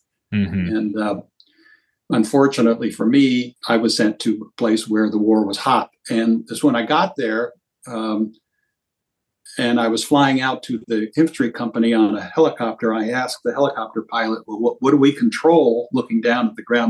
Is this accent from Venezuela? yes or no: yes; Venezuela; because I grew up in Venezuela with my father working for U.S. Steel and an iron ore operation there.